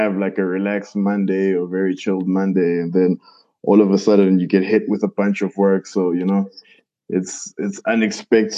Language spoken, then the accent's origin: English; Pietermaritzburg, KwaZulu-Natal, South Africa; moved away as an adult; now in Johannesburg, South Africa; I'm from Pietermaritzburg, a small town in KZN. I moved to Johannesburg, I believe, in 2017